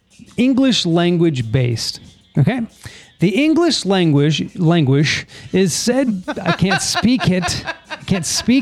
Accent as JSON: {"language": "English", "region": "California", "country": "United States", "said": "I roll my R because I'm from California."}